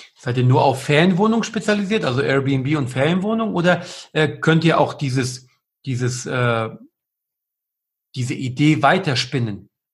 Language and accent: German; Cologne, North Rhine-Westphalia, Germany; wir als Kölner